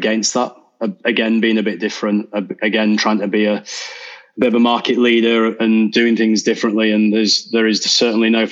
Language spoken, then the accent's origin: English; Leeds, Yorkshire and the Humber, United Kingdom; my hometown, Leeds.